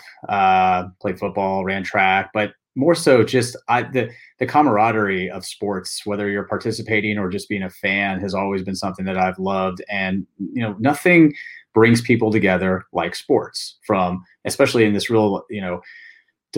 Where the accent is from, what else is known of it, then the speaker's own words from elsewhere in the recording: Bay Area, California, United States; since I've been a little boy growing up in the Bay Area